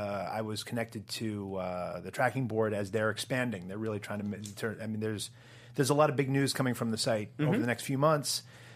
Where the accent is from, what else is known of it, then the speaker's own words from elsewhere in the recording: Portland, Maine, United States; moved away; Originally, I'm from Portland, Maine.